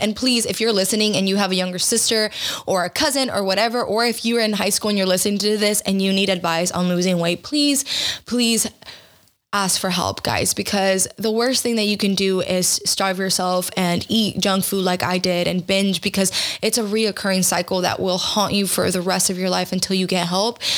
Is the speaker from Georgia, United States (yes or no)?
yes; Georgia, United States; I was raised in Georgia in a very uh, small town that was primarily white